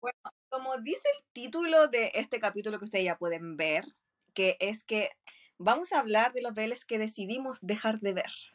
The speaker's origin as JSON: {"language": "Spanish", "country": "Chile", "said": "soy chilena"}